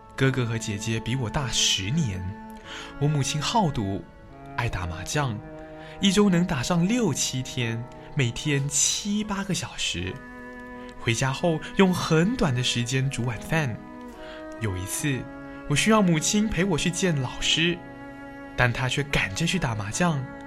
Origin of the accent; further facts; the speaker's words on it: Hong Kong; 我生于香港一个简单的家庭，父亲是个勤奋的司机，赚钱供养一家的需要